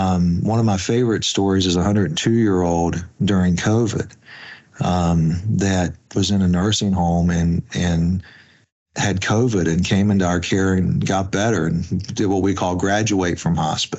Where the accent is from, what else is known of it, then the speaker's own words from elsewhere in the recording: West Virginia, United States; now in Washington, D.C., United States; when I came and moved from West Virginia to Washington, D.C., in working in calls marketing, I had met some folks also from West Virginia who worked in hospice care.